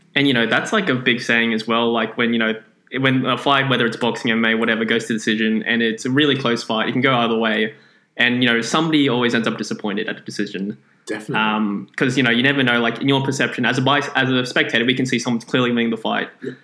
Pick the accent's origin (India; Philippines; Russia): Philippines; I am Filipino